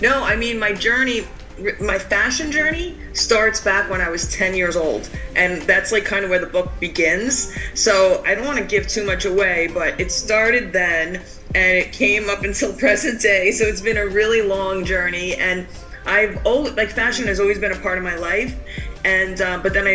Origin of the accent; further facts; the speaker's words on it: Cedarhurst, New York, United States; I grew up in a suburb outside of New York, about 35 minutes away in the Five Towns area, and my town was called Cedarhurst